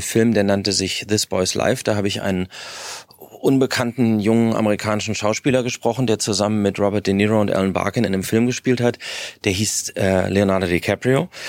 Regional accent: Berlin, Germany; ich bin in Westberlin groß geworden

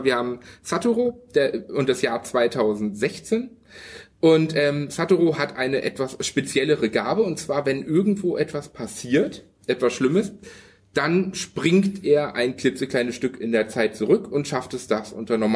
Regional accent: Hanover, Lower Saxony, Germany; Ich, ich, ich komme ja aus Hannover

